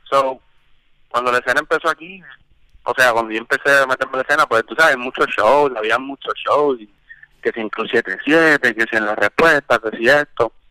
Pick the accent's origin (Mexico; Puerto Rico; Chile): Puerto Rico; moved away; porque cuando yo llegué, vine de Puerto Rico, habían shows, o sea, no como antes.